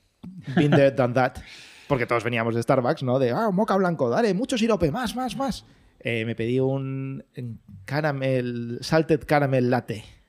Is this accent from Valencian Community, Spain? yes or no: yes; Valencia, Valencian Community, Spain; moved away as an adult; now in Madrid, Spain; yo soy de Valencia, mm, no vivía aquí en Madrid, y me vine a vivir aquí a Madrid por amor